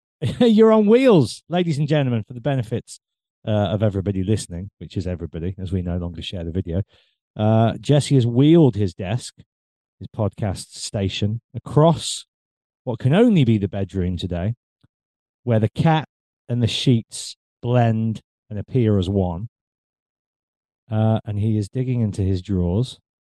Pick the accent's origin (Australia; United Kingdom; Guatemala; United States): United Kingdom; England; growing up in England, we're a very cynical nation